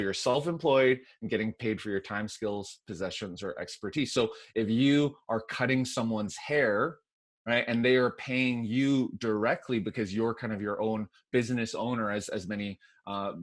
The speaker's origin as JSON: {"language": "English", "town": "Vancouver", "region": "British Columbia", "country": "Canada", "tie": "born or raised there", "also_born_or_lived": "Nashville / Korea / Montreal", "accent": "Canadian with a little bit of Southern", "moved": "as an adult", "said": "born and raised in Vancouver, Canada."}